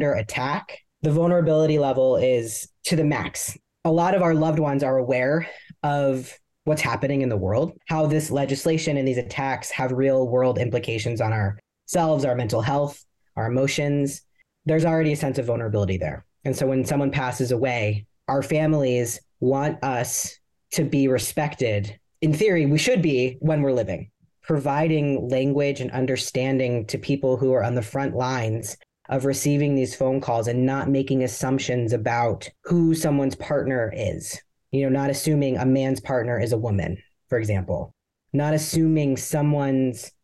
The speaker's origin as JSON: {"language": "English", "town": "Columbus", "region": "Ohio", "country": "United States", "tie": "born or raised there", "moved": "yes", "lives_now": "Texas, United States", "said": "I grew up in Columbus, Ohio in the 80s and the 90s."}